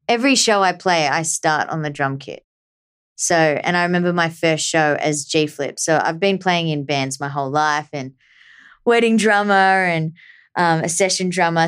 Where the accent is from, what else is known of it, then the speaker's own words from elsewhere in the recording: Australia; growing up in Australia